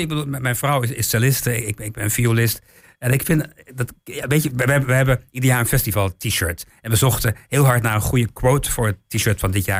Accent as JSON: {"language": "Dutch", "town": "Weerselo", "region": "Overijssel", "country": "Netherlands", "tie": "born or raised there", "also_born_or_lived": "England"}